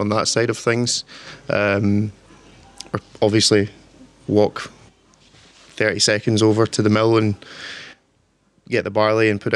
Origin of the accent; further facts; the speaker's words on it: Torrance, Scotland, United Kingdom; I'm from a wee village called Torrance. It's kind of countryside